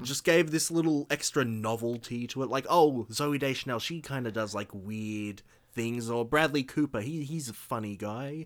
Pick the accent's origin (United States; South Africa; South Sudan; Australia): Australia